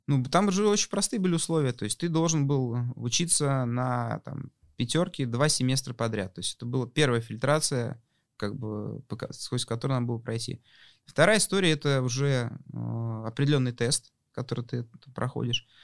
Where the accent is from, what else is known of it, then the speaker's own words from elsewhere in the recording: Moscow, Russia; мы, молодые ребята из Москвы